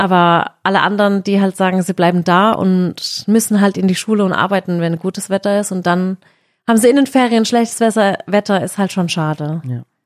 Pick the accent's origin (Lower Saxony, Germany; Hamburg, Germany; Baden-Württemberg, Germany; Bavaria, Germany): Baden-Württemberg, Germany; im August sind halt immer bei uns in Baden-Württemberg Schulferien